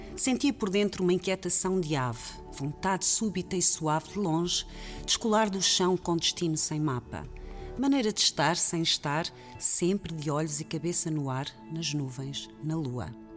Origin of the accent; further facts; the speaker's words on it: Lisbon, Portugal; nasci em Lisboa